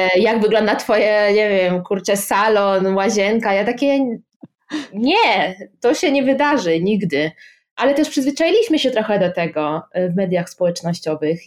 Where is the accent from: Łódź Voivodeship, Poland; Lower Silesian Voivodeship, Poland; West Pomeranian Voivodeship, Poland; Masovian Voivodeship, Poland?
West Pomeranian Voivodeship, Poland; Szczecin; moved away as an adult; also born or lived in Oxford, United Kingdom; now in Warsaw, Poland; jestem ze Szczecina